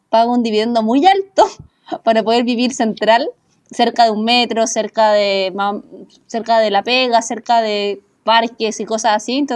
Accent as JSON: {"language": "Spanish", "town": "Iquique", "region": "Tarapacá", "country": "Chile", "said": "nosotros que somos de Iquique, eh, casi todos los jóvenes se van de Iquique"}